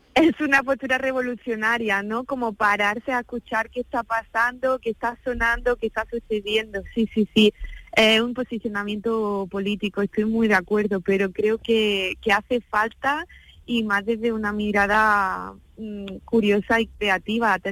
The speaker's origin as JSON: {"language": "Spanish", "town": "Úbeda", "region": "Andalusia", "country": "Spain", "said": "en Úbeda, que es mi ciudad, que es mi territorio, que es mi tierra"}